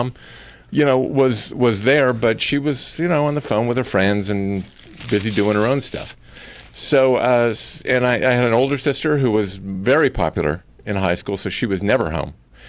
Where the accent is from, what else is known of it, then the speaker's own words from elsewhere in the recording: Akron, Ohio, United States; also born or lived in Cleveland, Ohio; I grew up in Ohio. Okay, Born in Cleveland, but I was raised pretty much in Akron.